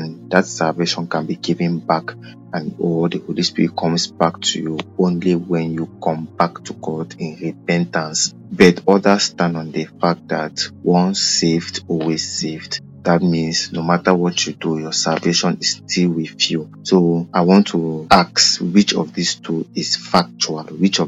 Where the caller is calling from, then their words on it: Oya, Cameroon; from Oya, Cameroon.